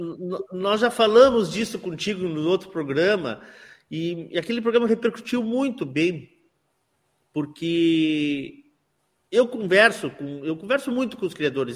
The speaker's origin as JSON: {"language": "Portuguese", "town": "Santana do Livramento", "region": "Rio Grande do Sul", "country": "Brazil", "said": "eu sou de Livramento"}